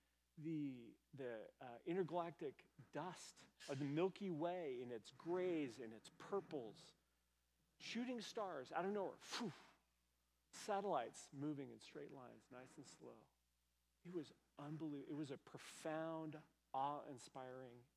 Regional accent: Colorado, United States; moved away as an adult; also born or lived in Minnesota; I grew up in Colorado

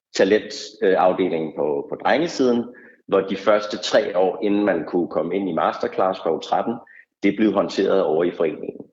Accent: Vestegnen, Capital Region of Denmark, Denmark; man selv er, er født og opvokset på Vestegnen

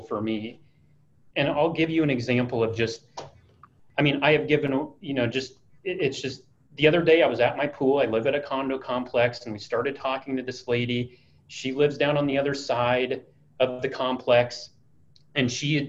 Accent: Iowa, United States; now in Dallas, United States; I'm originally from Iowa.

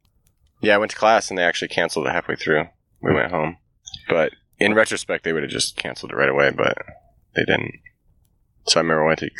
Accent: Bay Area, California, United States; I grew up in the Bay Area.

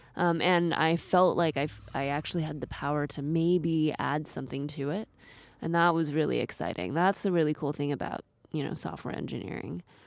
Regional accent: Seattle, Washington, United States; moved away as an adult; also born or lived in East Coast / China; now in Japan; I grew up in Seattle, uh, with school on the East Coast

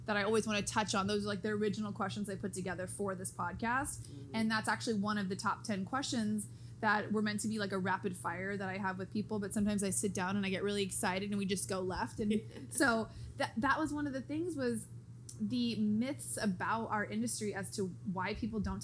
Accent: Santee, California, United States; East County and Santee

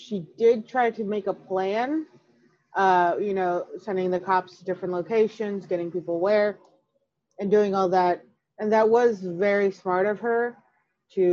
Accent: Chicago, Illinois, United States; I'm from Chicago

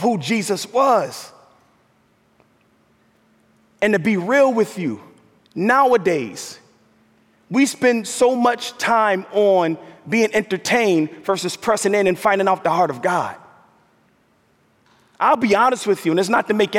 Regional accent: New York, United States; moved away as an adult; also born or lived in Minnesota; African American, grew up in the New York metro area

